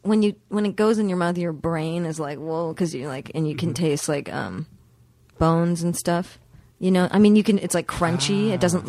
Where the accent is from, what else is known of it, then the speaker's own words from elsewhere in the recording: Canada; I'm Canadian, so I say A's.